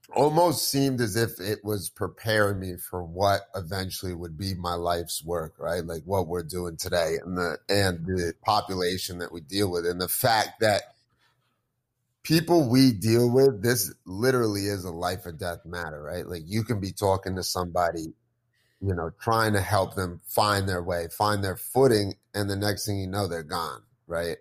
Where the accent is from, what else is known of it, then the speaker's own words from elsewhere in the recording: New Jersey, United States; I grew up here in Jersey